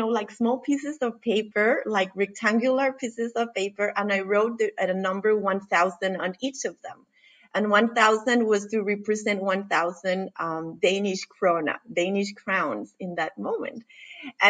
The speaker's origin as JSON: {"language": "English", "country": "Costa Rica", "moved": "as an adult", "lives_now": "Denmark", "said": "I'm originally from Costa Rica. I currently live in Denmark, and I have lived here for what is now 17 years."}